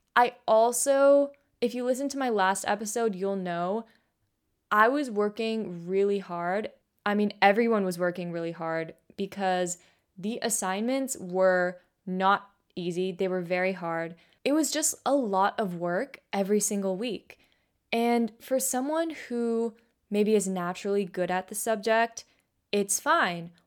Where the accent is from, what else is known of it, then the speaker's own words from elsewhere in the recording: Bay Area, California, United States; I grew up in the Bay Area. Pretty much I've been here, like, my entire life